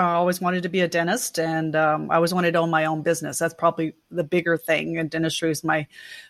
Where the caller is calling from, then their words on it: Oklahoma City, Oklahoma, United States; I am in my home office that we call my lair. And this is where I control the world from in Oklahoma City.